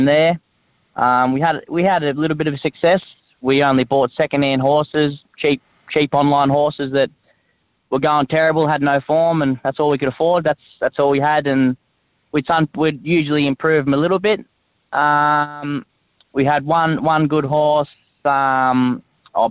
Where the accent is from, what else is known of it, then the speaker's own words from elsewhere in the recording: Cooma, New South Wales, Australia; moved away as an adult; now in Canberra, Australia; I lived there, born and bred there, went to school there, played footy there.